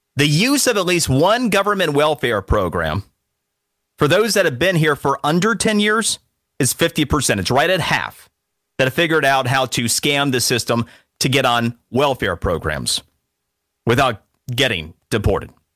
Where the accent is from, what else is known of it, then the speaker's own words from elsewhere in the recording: Florida, United States; Florida, because it's my home state.